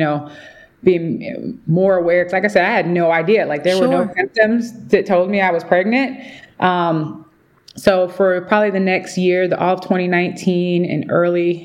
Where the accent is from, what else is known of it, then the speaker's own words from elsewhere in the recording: Midwest, United States; moved away as an adult; now in Atlanta, United States; I'm originally from the Midwest